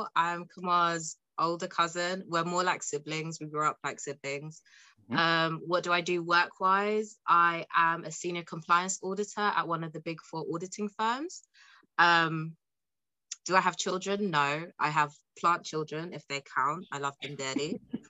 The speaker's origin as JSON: {"language": "English", "region": "London", "country": "United Kingdom", "said": "Yes, you know, London, UK, South London."}